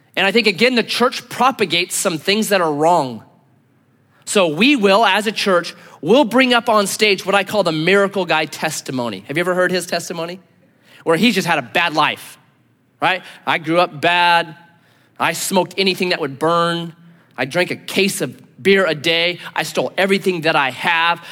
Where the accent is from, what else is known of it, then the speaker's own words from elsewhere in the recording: United States; I'm an American